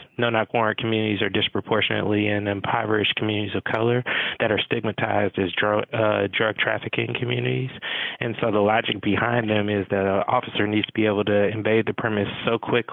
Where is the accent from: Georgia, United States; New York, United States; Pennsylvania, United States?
Georgia, United States; Atlanta; Growing up in Atlanta, I really grew up in the shadows of Dr. King